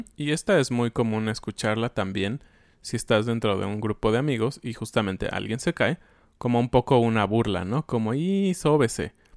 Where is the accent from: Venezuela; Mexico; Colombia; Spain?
Mexico; como somos los mexicanos